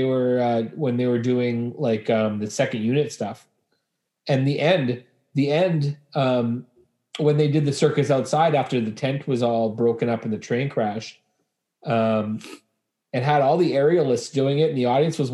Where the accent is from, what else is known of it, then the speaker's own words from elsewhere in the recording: Winnipeg, Manitoba, Canada; moved away; growing up in Winnipeg, Manitoba